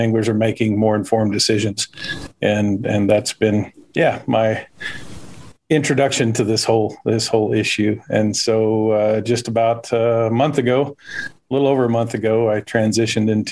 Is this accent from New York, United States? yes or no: no; Bakersfield, California, United States; accent: drawl; I grew up outside of Bakersfield